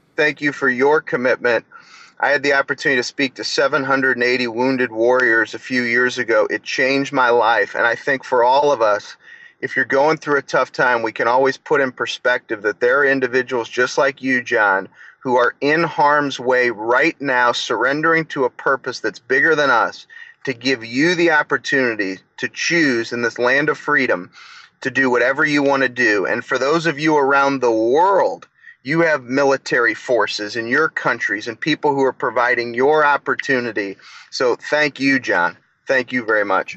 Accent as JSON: {"language": "English", "town": "St. Louis", "region": "Missouri", "country": "United States", "said": "I'm from St. Louis"}